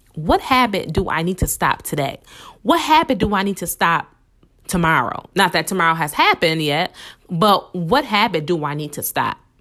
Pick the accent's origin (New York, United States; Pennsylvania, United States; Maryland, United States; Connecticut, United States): New York, United States; Buffalo; I'm from Buffalo, New York.